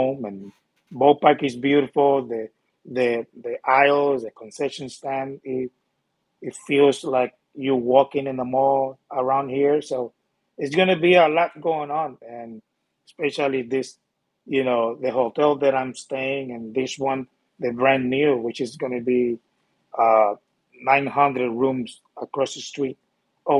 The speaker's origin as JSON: {"language": "English", "country": "Puerto Rico", "moved": "yes", "said": "That's where I'm from. I come from Puerto Rico"}